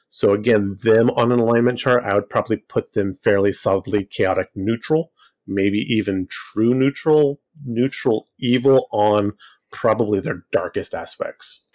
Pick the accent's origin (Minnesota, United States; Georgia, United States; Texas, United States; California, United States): California, United States; Fresno; I grew up actually in Central California